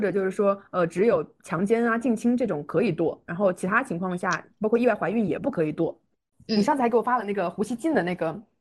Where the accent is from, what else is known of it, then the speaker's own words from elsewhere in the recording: China; 我感觉我们中国人的观念